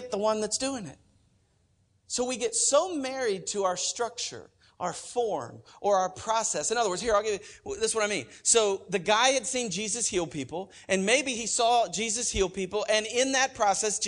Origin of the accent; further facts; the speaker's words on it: Oklahoma, United States; I'm from Oklahoma